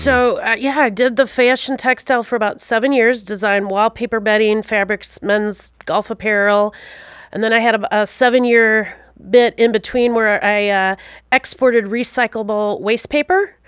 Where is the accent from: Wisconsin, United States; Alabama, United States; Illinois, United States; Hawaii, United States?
Wisconsin, United States; also born or lived in Alaska / upstate New York / Utah; I grew up in the beautiful state of Wisconsin.